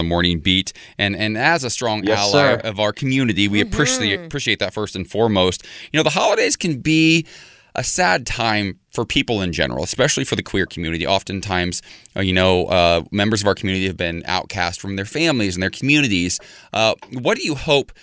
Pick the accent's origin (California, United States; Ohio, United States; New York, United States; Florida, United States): Ohio, United States; 30 minutes from Lima; As a queer man who grew up literally 30 minutes from the fictional and real Lima, Ohio